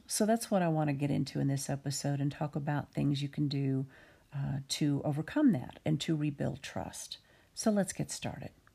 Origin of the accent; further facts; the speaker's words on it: United States; I'm an American with a decidedly American viewpoint